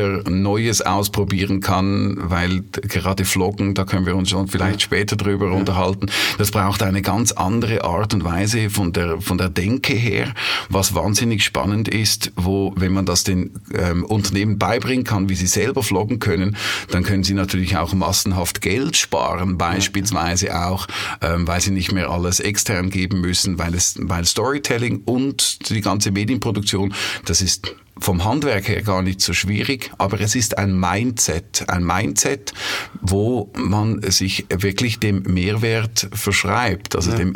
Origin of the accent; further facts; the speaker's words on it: Switzerland; accent: Swiss; Das ist ja unseren, unser Schweizer Akzent, der ist ja niedlich, aber äh, es ist auch gut, wenn man ihn ein- und ausschalten kann.